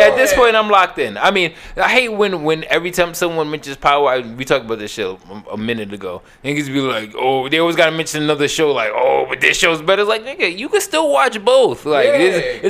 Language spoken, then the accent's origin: English; New York City, New York, United States; I grew up like right near Eastern Parkway